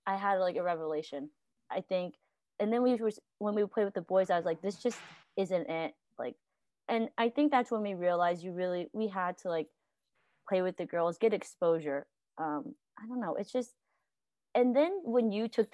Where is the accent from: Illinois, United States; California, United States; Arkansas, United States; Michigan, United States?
Arkansas, United States; West Memphis; moved away; I am from West Memphis, Arkansas.